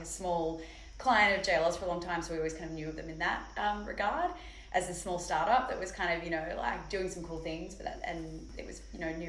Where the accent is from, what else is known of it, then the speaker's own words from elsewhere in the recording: Sydney, New South Wales, Australia; moved away as an adult; now in New York, United States; From Australia, originally from Sydney